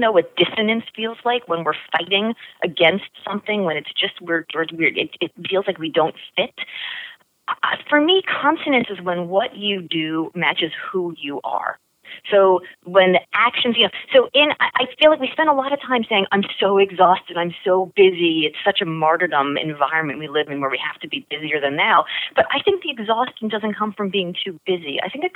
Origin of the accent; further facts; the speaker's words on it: Miami, Florida, United States; I grew up in Miami in the 80s